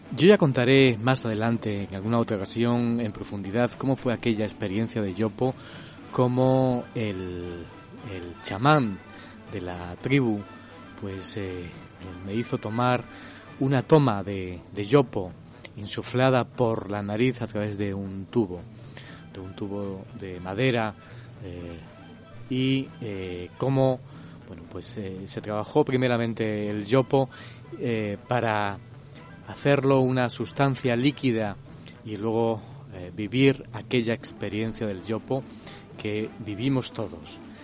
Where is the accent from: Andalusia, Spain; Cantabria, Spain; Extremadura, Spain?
Extremadura, Spain; Cáceres; mi ciudad natal, de Cáceres